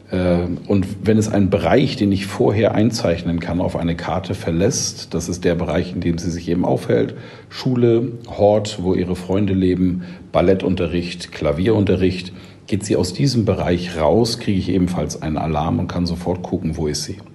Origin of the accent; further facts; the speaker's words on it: Schleswig-Holstein, Germany; Ich bin in einem Dorf in Schleswig-Holstein groß geworden, als Sohn eines Landwirts.